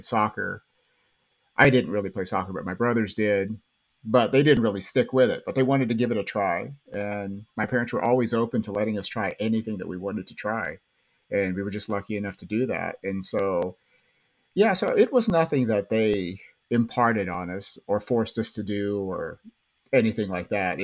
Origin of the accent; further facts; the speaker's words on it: Baird, Texas, United States; moved away as an adult; also born or lived in Lubbock, Texas; now in Spring, United States; I originally am from West Texas. So I grew up, I'm from Baird, Texas